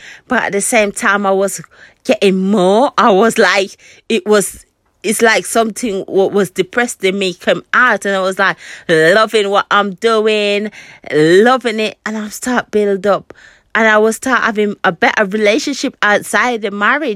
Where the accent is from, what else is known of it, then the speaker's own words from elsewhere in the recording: Jamaica; I was born in Jamaica. I was brought up by my great grandmother and my great great grandmother